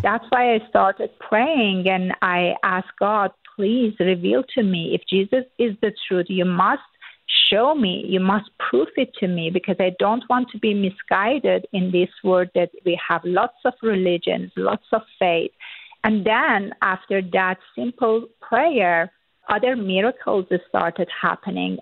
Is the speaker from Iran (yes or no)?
yes; Iran; born or raised there; first language Persian; English is a second language; moved away